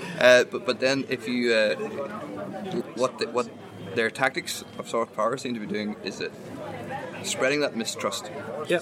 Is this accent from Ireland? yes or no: yes; Ireland; I'm from Ireland